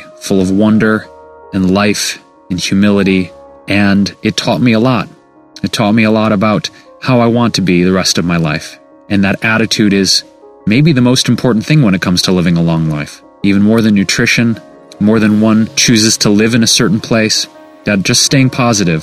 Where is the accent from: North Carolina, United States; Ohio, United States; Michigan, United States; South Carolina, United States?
Michigan, United States; Detroit; In my teens and 20s growing up in Detroit